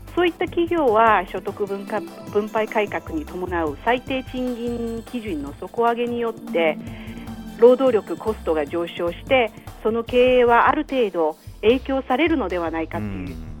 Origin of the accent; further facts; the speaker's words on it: China; also born or lived in Dalian; 私たち中国人